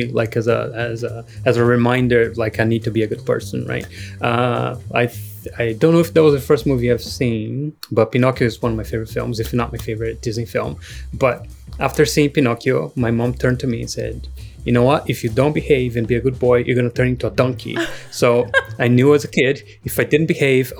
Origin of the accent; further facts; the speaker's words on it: Brazil; moved away; growing up in Brazil